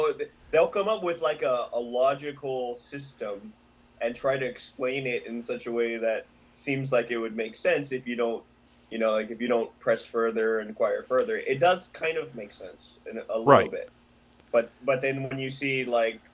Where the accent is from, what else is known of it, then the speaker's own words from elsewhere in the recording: Hawaii, United States; we're Hawaiian, so we talk how we talk